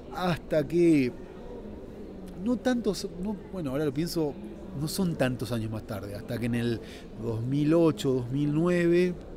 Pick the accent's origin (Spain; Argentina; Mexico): Argentina; este argentino que de repente escribía libros contra Banzer